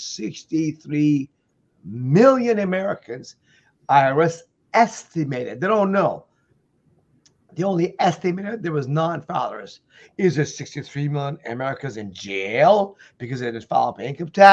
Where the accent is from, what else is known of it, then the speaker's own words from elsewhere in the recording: Iran; now in United States; I'm an immigrant from Iran who came here in 1977